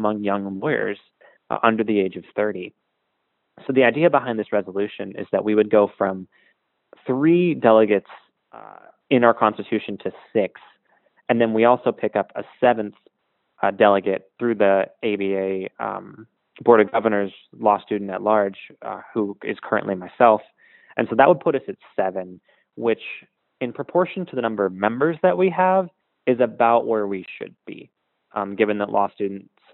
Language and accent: English; San Francisco, California, United States; this year in San Francisco, my hometown